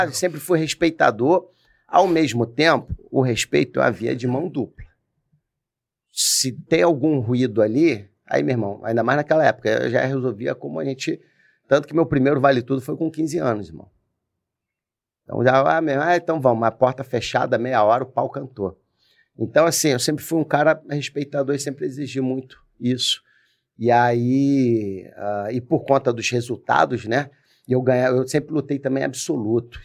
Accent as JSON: {"language": "Portuguese", "region": "Rio de Janeiro", "country": "Brazil", "tie": "born or raised there", "also_born_or_lived": "Brasília", "moved": "as an adult", "lives_now": "Cabo Frio, Brazil", "said": "Eu sou cria lá do Jacaré."}